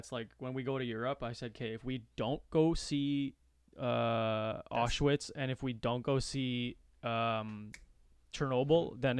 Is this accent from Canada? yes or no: yes; Canada; they would know I was Canadian just from like after a day of talking to me.